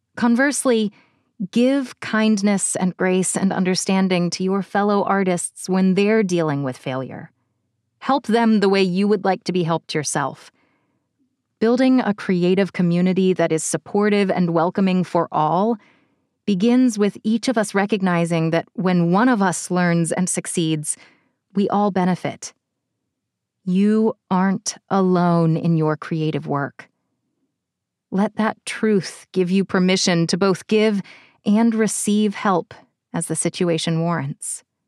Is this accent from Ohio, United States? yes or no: yes; Cincinnati, Ohio, United States; my hometown of Cincinnati